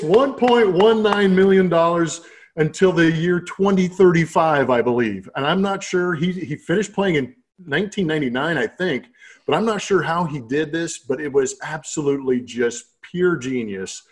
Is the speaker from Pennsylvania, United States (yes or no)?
no; San Diego, California, United States; moved away; the San Diego Padres, which was in my hometown